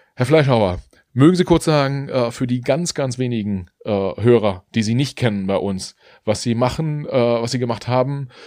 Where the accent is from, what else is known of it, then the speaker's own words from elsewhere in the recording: Mecklenburg-Vorpommern, Germany; in Mecklenburg-Vorpommern aufgewachsen